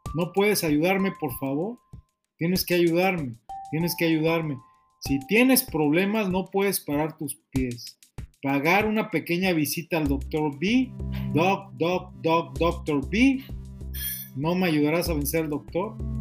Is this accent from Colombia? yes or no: no; Mexico; moved away as an adult; also born or lived in Chile; now in United States; Y ya tengo mucho tiempo fuera de México. Yo salí la primera vez de México en el año 94